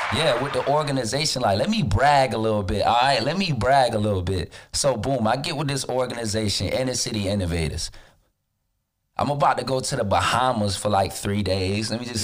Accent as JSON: {"language": "English", "region": "Florida", "country": "United States", "said": "I live in Florida. I'm from Florida. I haven't really left that much."}